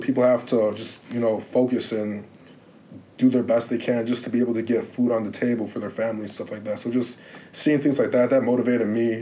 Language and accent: English; Lake Bluff, Illinois, United States; growing up in Lake Forest, I was usually the only black person in anywhere